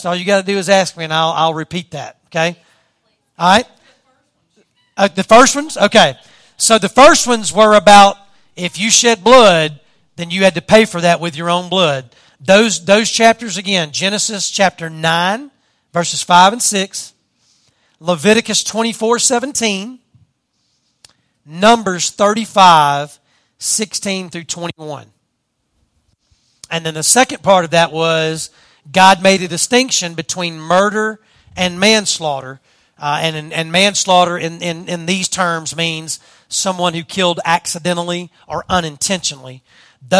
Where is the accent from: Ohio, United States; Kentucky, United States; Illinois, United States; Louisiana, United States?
Louisiana, United States; southern; accent: southern Louisiana; my southern Louisiana accent